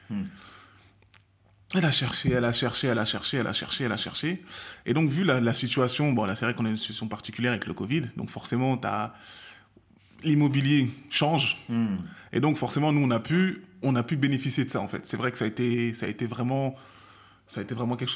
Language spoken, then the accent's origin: French; Peace River, Alberta, Canada; je savais que chez moi, à Peace River et vers la paix, il y avait rien. On le savait. Il y avait zéro cas.